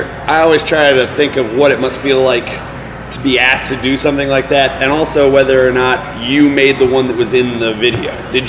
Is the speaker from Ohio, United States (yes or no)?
yes; Cincinnati, Ohio, United States; moved away as an adult; I am very marginally from Cincinnati.